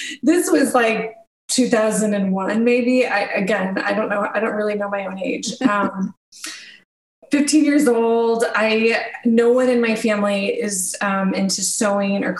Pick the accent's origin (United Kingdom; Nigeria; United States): United States; Missouri; I'm from Missouri, and there was a school about an hour and a half away from where I grew up